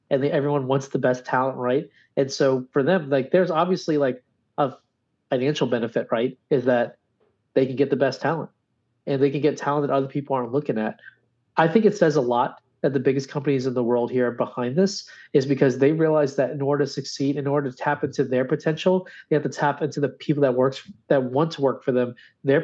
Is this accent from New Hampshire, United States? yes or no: no; Louisiana, United States; my home state